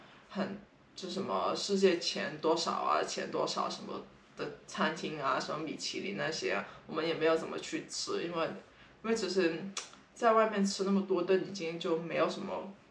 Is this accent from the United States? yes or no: yes; San Francisco, California, United States; 他们那时候听到我们跟他们说，就哦我们是三藩市来的，他们都会说哦你们三藩市好多 homeless